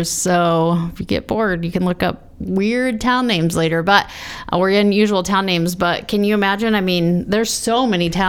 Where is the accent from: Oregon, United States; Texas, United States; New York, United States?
Oregon, United States; Boring; Yeah, I'm from Boring, Oregon.